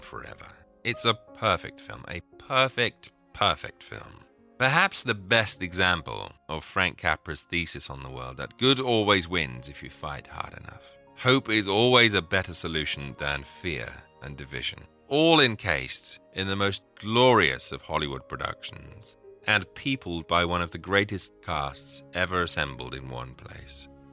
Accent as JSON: {"language": "English", "region": "England", "country": "United Kingdom", "said": "being an Englishman"}